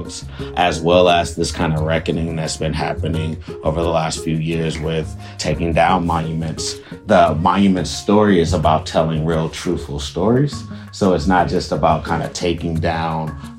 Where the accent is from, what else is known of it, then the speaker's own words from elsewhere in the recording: Oakland, California, United States; I grew up in West Oakland.